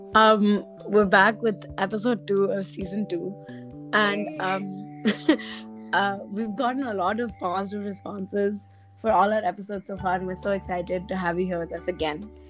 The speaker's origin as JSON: {"language": "English", "region": "South India", "country": "India", "said": "I am South Indian"}